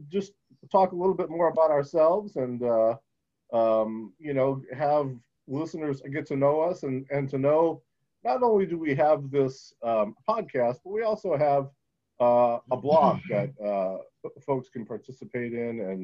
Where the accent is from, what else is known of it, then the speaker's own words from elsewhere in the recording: Buffalo, New York, United States; I'm from Buffalo, New York